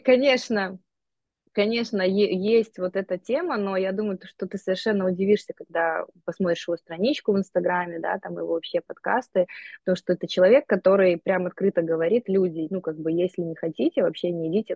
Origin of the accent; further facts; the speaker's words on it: Gomel, Gomel Region, Belarus; moved away as an adult; also born or lived in Texas, United States; now in Antalya, Turkey; Я сама из Беларуси, из Гомеля, и у нас была совершенно простая, обычная среднестатистическая семья постсоветская